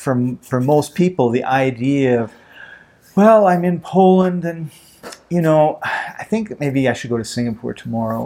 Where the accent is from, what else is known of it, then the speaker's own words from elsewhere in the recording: Canada; moved away; also born or lived in Vancouver, Canada; being Canadian